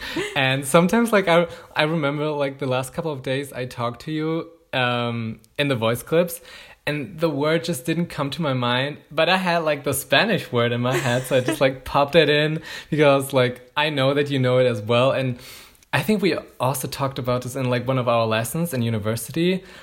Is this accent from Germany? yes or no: yes; Germany; I'm from Germany